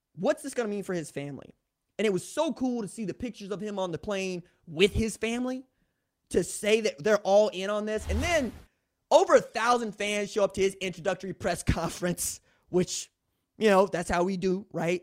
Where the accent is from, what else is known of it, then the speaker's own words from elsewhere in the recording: Tulsa, Oklahoma, United States; I'm a dude from Tulsa